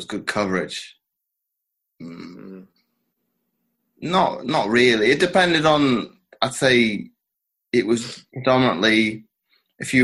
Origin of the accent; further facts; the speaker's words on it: United Kingdom; as a British athlete